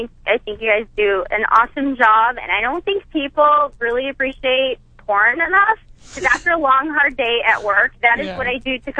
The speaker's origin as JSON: {"language": "English", "region": "North Carolina", "country": "United States", "said": "North Carolina, actually."}